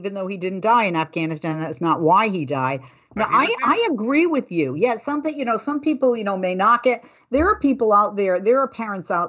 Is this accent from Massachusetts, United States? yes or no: yes; outside of Boston, southeastern Massachusetts, United States; also born or lived in Fall River, Massachusetts; And I grew up outside of Boston in southeastern Massachusetts